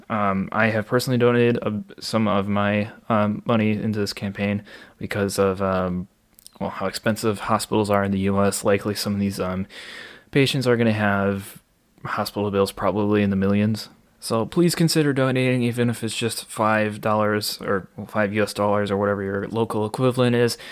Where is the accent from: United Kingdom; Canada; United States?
United States; Waukesha, Wisconsin; born or raised there